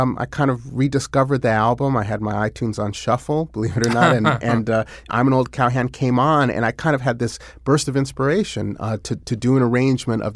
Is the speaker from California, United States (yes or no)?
yes; Berkeley, California, United States; I grew up in Berkeley, California